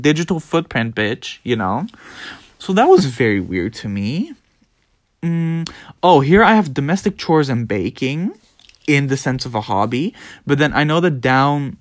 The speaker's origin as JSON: {"language": "English", "country": "Netherlands", "tie": "born or raised there", "said": "I was born in the Netherlands"}